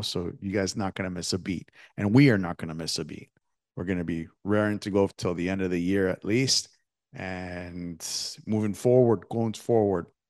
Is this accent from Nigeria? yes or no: no; Canada; me growing up in Canada